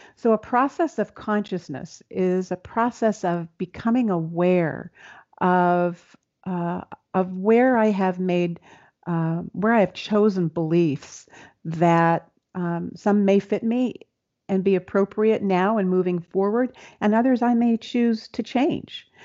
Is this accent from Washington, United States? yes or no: yes; Seattle, Washington, United States; I'm from Seattle